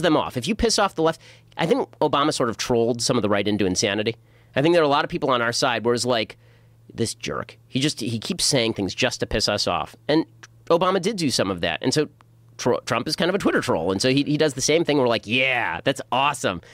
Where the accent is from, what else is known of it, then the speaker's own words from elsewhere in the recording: Los Angeles, California, United States; also born or lived in Burbank / Boston; I was born in Burbank, grew up in North Hollywood